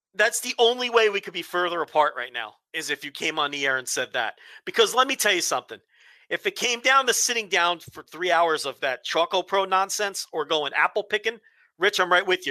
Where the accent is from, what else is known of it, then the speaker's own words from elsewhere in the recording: New Jersey, United States; growing up in Jersey that year, I was a little kid